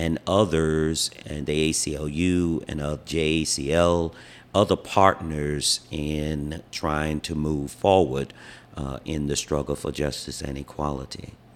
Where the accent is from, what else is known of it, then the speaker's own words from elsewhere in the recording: Wilmington, North Carolina, United States; moved away as an adult; now in Hawaii, United States; I am from Wilmington, North Carolina, where I was born and raised